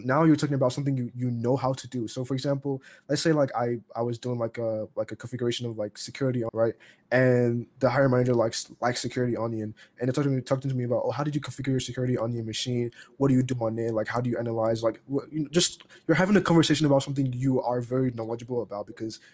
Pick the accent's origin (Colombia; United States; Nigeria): Nigeria; I'm Nigerian